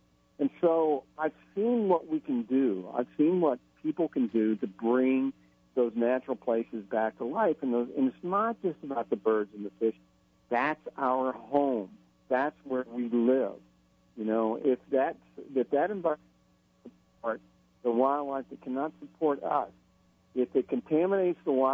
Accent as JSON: {"language": "English", "area": "Gulf of Mexico", "region": "Gulf Coast", "country": "United States", "tie": "born or raised there", "also_born_or_lived": "New Hampshire", "lives_now": "Florida, United States", "said": "I grew up on the Gulf of Mexico, and I'm in New Hampshire now, but I live in Florida most of the year."}